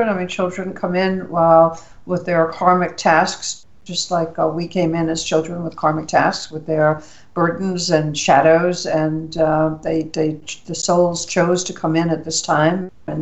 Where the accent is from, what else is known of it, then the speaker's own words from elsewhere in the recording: New York City, New York, United States; I grew up in New York City.